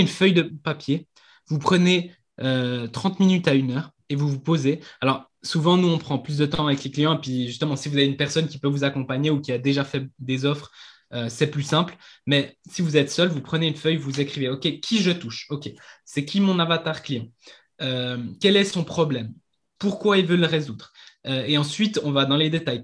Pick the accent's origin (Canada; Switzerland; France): Switzerland; je viens de Suisse